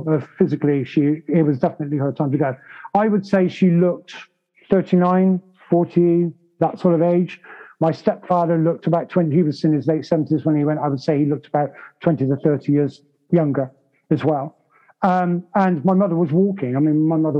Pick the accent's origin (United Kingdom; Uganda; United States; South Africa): United Kingdom; I'm British